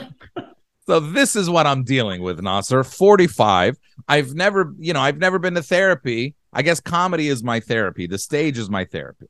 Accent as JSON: {"language": "English", "country": "United States", "said": "we're just American spoiled kids."}